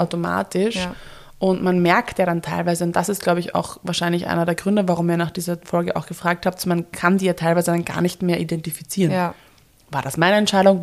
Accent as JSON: {"language": "German", "region": "Vienna", "country": "Austria", "tie": "born or raised there", "said": "Wien ist meine Heimat"}